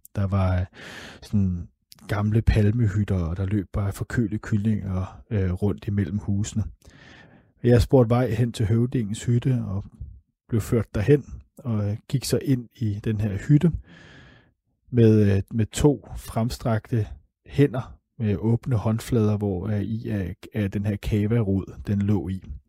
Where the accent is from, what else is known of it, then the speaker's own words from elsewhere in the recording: Denmark; Vi har som danskere et af de allerbedste pas i hele verden.